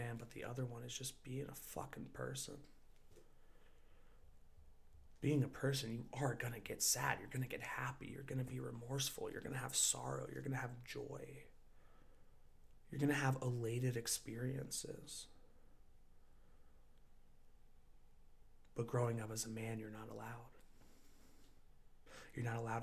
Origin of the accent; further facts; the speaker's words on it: United States; growing up in America